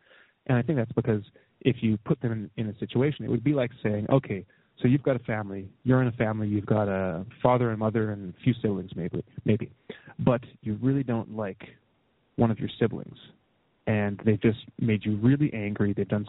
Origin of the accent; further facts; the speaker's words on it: Canada; I can look at my leader, you know, as a Canadian, like Stephen Harper